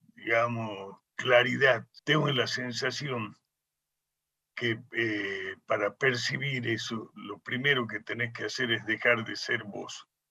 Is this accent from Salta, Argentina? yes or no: yes; Salta, Argentina; moved away as an adult; cuando yo vuelvo a Salta, mi tierra